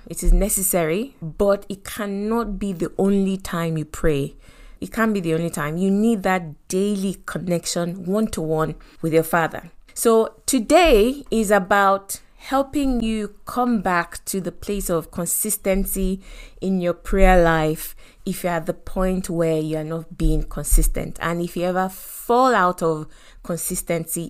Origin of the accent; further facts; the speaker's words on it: Lagos, Nigeria; African parents, you know, growing up in Lagos, Nigeria